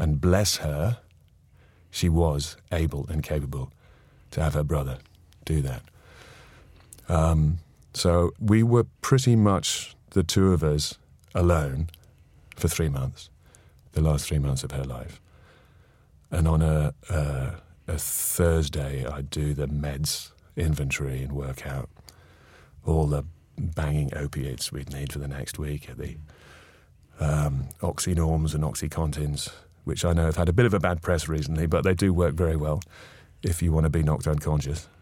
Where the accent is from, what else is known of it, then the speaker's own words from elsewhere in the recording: North East England, United Kingdom; moved away; both born and brought up in the Northeast